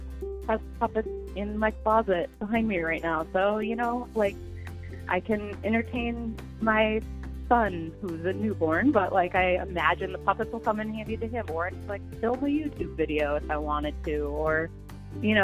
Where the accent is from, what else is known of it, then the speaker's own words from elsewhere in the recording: Platteville, Wisconsin, United States; I grew up in Platteville, Wisconsin, which is in southwestern Wisconsin